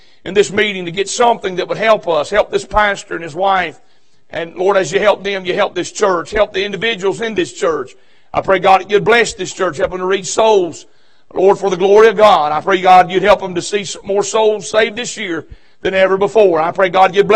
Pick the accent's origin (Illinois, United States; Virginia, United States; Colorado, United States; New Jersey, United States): Virginia, United States; now in North Carolina, United States; I'm from Virginia. I live in North Carolina, but I just be known I'm a Virginian.